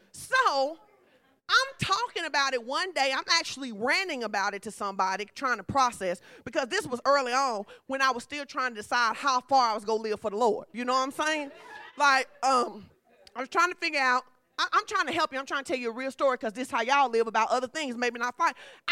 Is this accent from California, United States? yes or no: no; Fordyce, Arkansas, United States; I'm from Fordyce, baby. That's how we do.